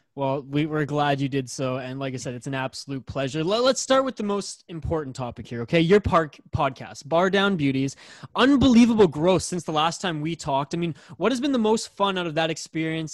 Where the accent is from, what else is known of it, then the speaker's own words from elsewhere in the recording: Canada; I'm the Canadian on this podcast